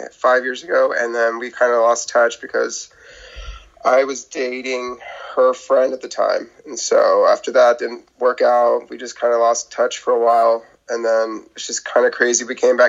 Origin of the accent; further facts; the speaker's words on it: Birmingham, Alabama, United States; moved away as an adult; now in Dallas, United States; I'm from Birmingham, Alabama. I moved to Dallas about 5.5 years ago, end of 2014.